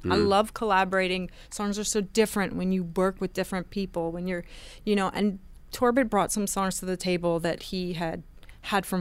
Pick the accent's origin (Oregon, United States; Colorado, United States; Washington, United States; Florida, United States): Florida, United States; now in Brooklyn, United States; I'm from Florida